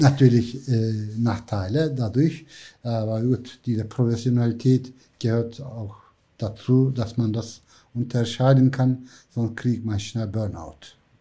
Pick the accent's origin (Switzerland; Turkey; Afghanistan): Turkey; Black Sea coast, Black Sea Region; German is a second language; moved away as an adult; also born or lived in Istanbul / Ankara; now in Hamburg, Germany; ich bin am Schwarzen Meer aufgewachsen